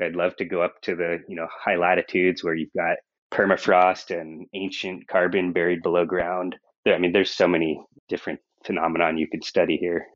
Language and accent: English; Monterey, California, United States; moved away as an adult; also born or lived in Seattle / San Diego; I grew up in Monterey, California